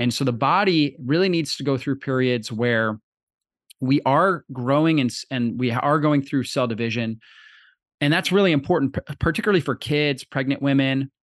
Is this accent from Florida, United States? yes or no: yes; Florida, United States; I grew up in Florida